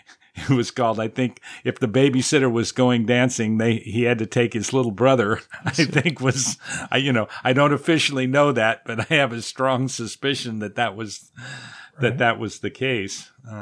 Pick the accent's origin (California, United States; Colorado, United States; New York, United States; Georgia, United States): California, United States; Pasadena; Yeah. I grew up in Pasadena, California.